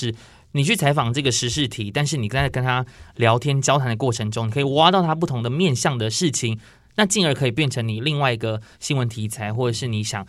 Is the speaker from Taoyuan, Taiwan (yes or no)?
no; Miaoli County, Taiwan; accent: Sixian Hakka; 因为我本身是苗栗人